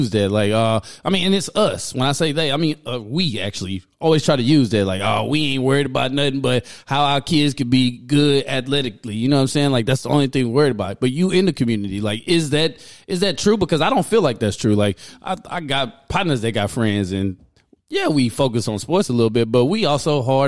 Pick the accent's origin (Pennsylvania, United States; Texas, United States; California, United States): Texas, United States; Houston; When I was growing up in Fifth Ward, we had the Hester House